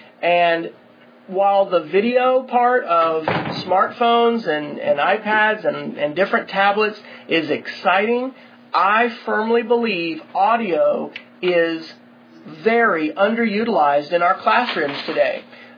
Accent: Kansas, United States; I grew up in Kansas and lived in actually 5 different states in the USA because my dad was military in the Air Force.

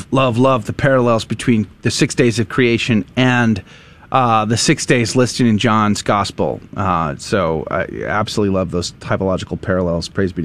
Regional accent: San Antonio, Texas, United States; I grew up in San Antonio.

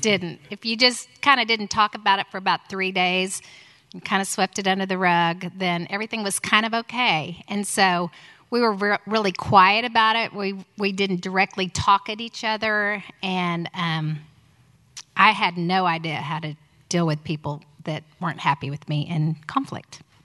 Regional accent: Houston, Texas, United States; also born or lived in Tulsa; we moved from Houston to, from Tulsa to Houston when I was six and a half

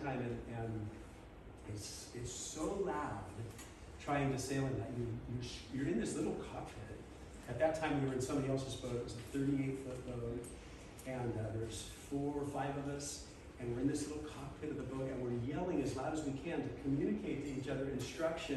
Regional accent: Southern California, United States; I grew up in Southern California.

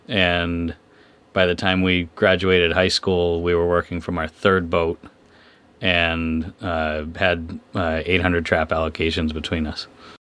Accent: Stonington, United States; I was born and raised in Stonington. I wasn't born there. I was born in a hospital. But I was raised in Stonington in a fishing family.

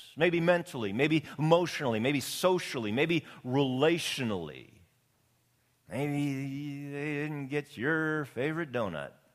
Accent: Canadian Prairies, Canada; now in Long Beach, United States; Being born and raised on the Canadian prairies

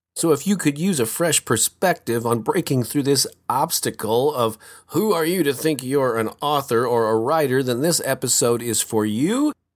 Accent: St. Louis, Missouri, United States; right here in my hometown of Saint Louis, Missouri, in the Midwest.

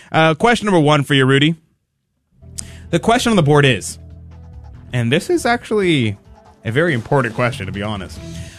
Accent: Houston, Texas, United States; As a native Houstonian

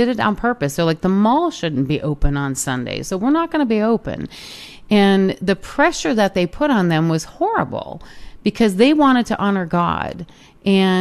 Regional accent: Michigan, United States; The household that I grew up in Michigan

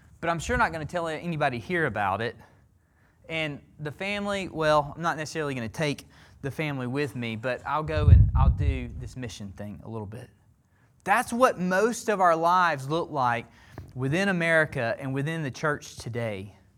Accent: Alabama, United States; I'm from the South. I'm from Alabama, okay?

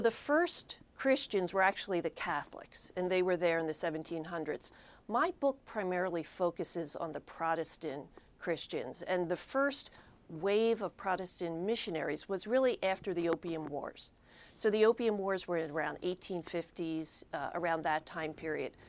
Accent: Philadelphia, Pennsylvania, United States; I grew up in Philadelphia

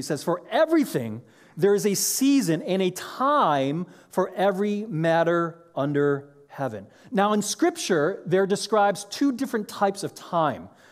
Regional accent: Chicago, Illinois, United States; moved away as an adult; now in Orange County, United States; I grew up in Chicago

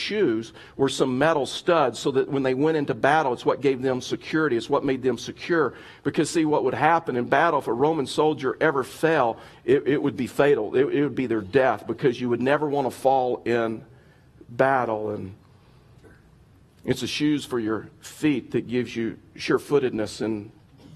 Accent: Texas, United States; I grew up in Texas, and so like Westerns was a big deal to us

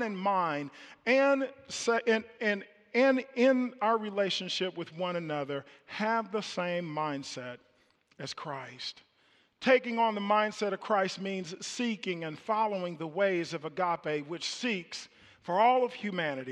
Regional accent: Kansas City, Missouri, United States; moved away; I was born in Kansas City, and I lived in the projects in Kansas City in public housing, and I remember the elementary school that I went

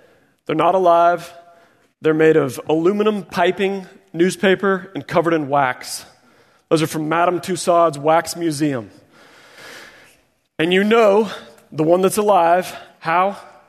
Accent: Springfield, Missouri, United States; And so I grew up in Springfield, Missouri.

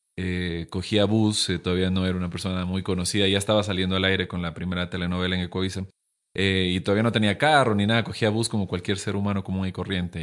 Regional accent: Loja, Ecuador; moved away as an adult; Yo me fui hace siete años de Loja

